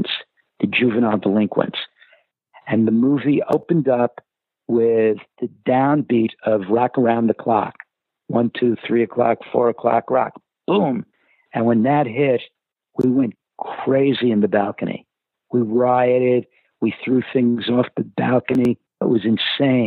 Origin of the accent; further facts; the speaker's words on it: New York City, New York, United States; I was going to an inner city school growing up in Brooklyn